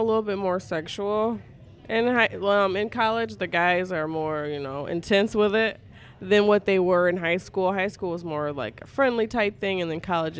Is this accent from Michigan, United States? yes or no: yes; Jackson, Michigan, United States; The part that I lived in was actually, it was Michigan Center area. So, I grew up all white neighborhood.